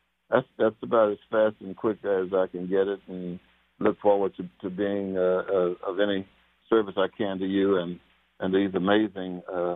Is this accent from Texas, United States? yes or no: yes; Texas, United States; moved away as an adult; now in Kansas City, United States; I'm a native Texan. I'm a Texan. I lived in the most arrogant state in the union. From birth until I went off to college playing football